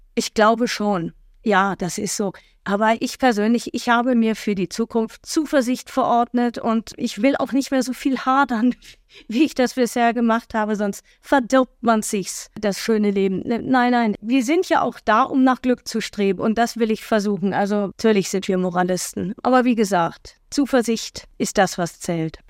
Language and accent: German; Germany; wir Deutschen